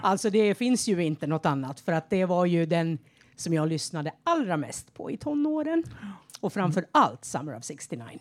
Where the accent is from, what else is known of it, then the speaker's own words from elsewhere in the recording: Tärnsjö, Uppsala County, Sweden; moved away as an adult; now in Skåne, Sweden; är född i Heby kommun fast i en liten by som heter Tärnsjö